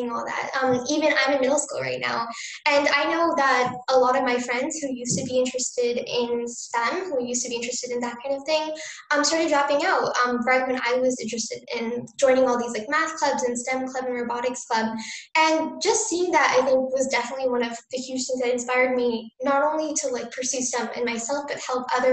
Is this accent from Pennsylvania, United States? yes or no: no; New Jersey, United States; I grew up in New Jersey